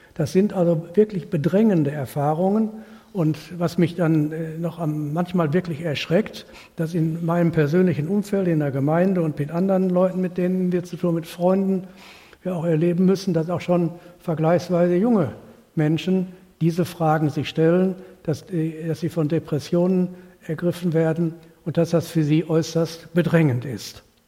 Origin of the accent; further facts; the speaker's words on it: North Rhine-Westphalia, Germany; bei uns in Nordrhein-Westfalen